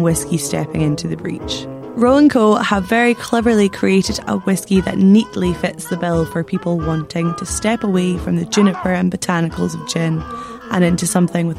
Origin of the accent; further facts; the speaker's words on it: Scotland, United Kingdom; two Scottish people